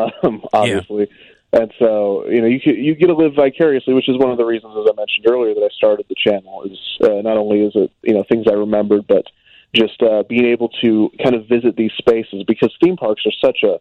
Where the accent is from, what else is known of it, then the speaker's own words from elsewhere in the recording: Kansas City, United States; I grew up in Kansas City